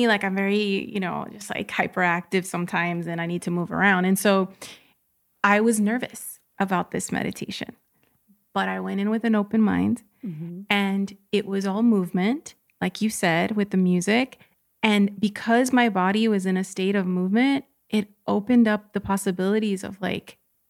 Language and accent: English; United States; But for mainstream society, for us growing up in the United States, there was still this clear division.